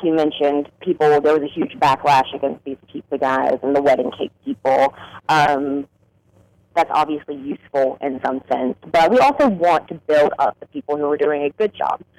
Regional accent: South Carolina, United States; now in Washington, D.C., United States; I'm actually from South Carolina

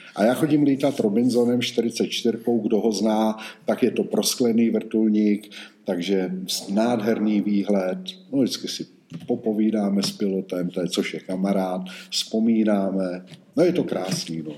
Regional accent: Roudnice nad Labem, Ústí nad Labem Region, Czechia; moved away as an adult; also born or lived in Žatec; Já jsem vyrůstal v Roudnici nad Labem

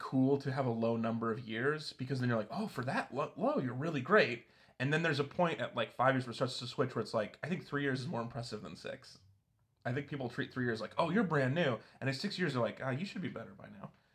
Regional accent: Reno, Nevada, United States; moved away as an adult; also born or lived in Walla Walla, Washington; now in Portland, United States; I was from Reno

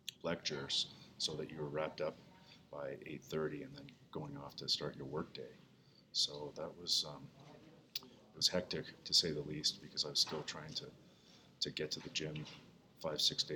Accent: Eastern Canada, Canada; moved away as an adult; also born or lived in Edmonton, Alberta / Fredericton, New Brunswick / Toronto; I was born in Edmonton, but I didn't grow up in Alberta. I grew up in Eastern Canada.

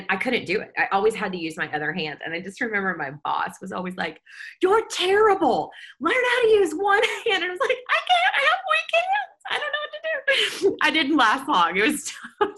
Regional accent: Kentucky, United States; moved away as an adult; also born or lived in Baton Rouge, Louisiana; now in Nashville, United States; I grew up in Kentucky, but then my family moved to Louisiana the year I was a senior in high school

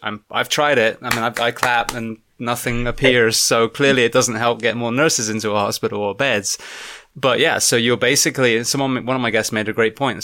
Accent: England, United Kingdom; now in United States; back at my home country

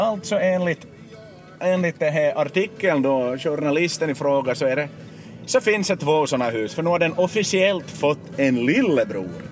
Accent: Vaasa, Ostrobothnia, Finland; försvinner vi från Österbotten och vi försvinner från Finland

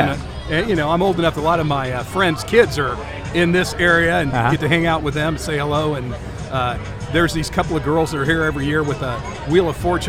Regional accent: Indianapolis, Indiana, United States; I'm from Indianapolis.

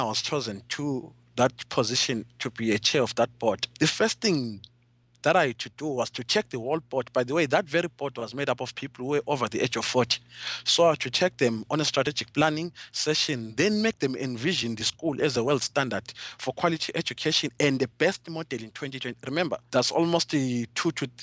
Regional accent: Zimbabwe; I'm coming from Zimbabwe, a country which was once the breadbasket of Africa

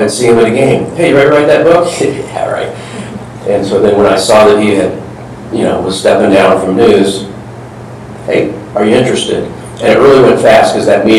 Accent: Kansas City, Missouri, United States; also born or lived in New York; We're both from Kansas City.

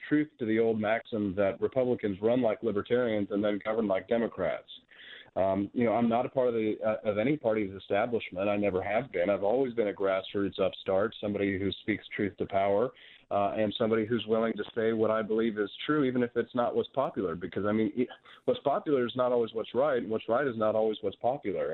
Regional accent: Peculiar, Missouri, United States; also born or lived in Independence, Missouri / Kansas City, Missouri; Raised on a farm in Peculiar

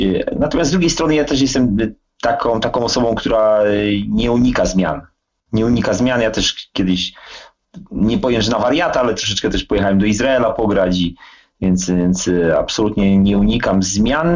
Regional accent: Wrocław, Lower Silesian Voivodeship, Poland; się urodziłem w Wrocławiu. E, mój tata grał w latach 60., 70. w Śląsku Wrocław, a ja się wychowałem na jednym z, na jednym z podwórek e, wrocławskich, na Hubach

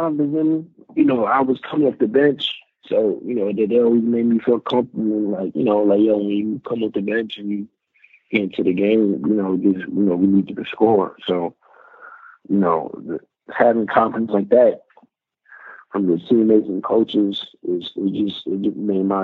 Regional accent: New York, United States; moved away; I'm from New York

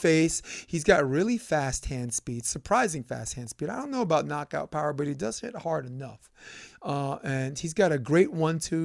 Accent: New York, United States; I'm a New Yorker

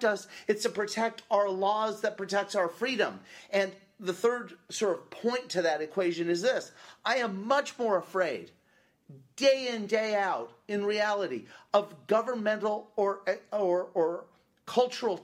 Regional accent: United States

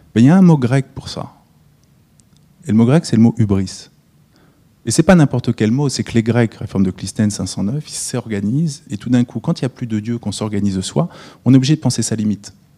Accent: France; also born or lived in United States; je ne suis pas américain, donc je suis français

